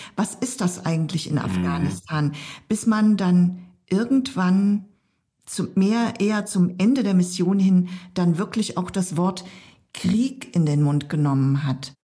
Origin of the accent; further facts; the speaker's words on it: eastern Germany, Germany; ich komme ja aus dem Osten Deutschlands